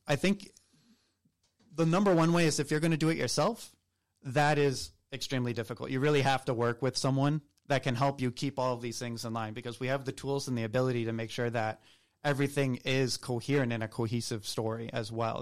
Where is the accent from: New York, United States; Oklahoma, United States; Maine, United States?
Maine, United States; Southern; moved away as an adult; also born or lived in Nicaragua / Peru; now in Atlanta, United States; I'm also not from Atlanta originally. Um, I'm from Southern Maine